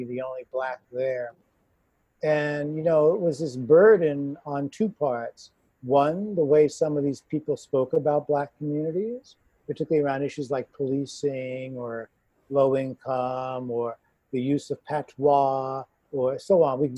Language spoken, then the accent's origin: English; New York, United States; moved away as an adult; now in Toronto, Canada; growing up in New York, predominantly in a white neighborhood